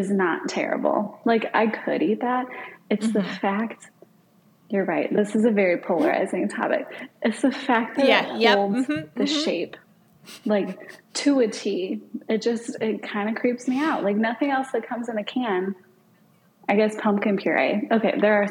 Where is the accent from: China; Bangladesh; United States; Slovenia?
United States; Midwest; I grew up in the Midwest. I still live in the Midwest.